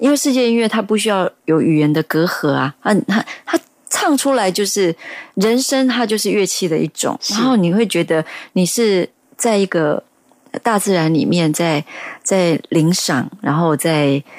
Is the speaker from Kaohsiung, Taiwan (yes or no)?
yes; Kaohsiung, Taiwan; 对我是高雄人。